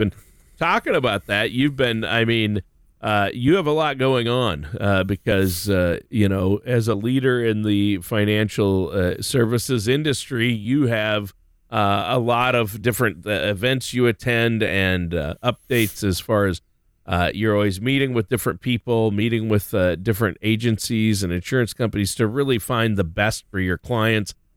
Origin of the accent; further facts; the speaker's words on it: Minnesota, United States; moved away; also born or lived in Ohio; here in Ohio, back in my home state of Minnesota